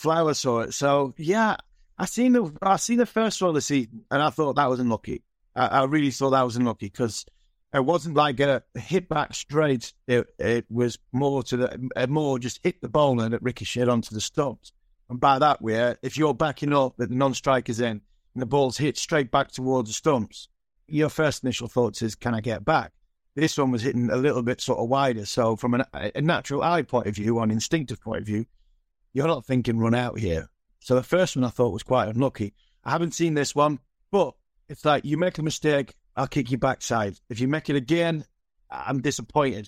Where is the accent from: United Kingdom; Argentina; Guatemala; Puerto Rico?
United Kingdom; England; as an Englishman, a proud Englishman